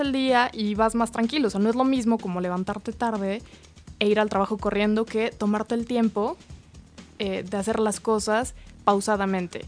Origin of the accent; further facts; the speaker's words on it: Mexico; como mexicanos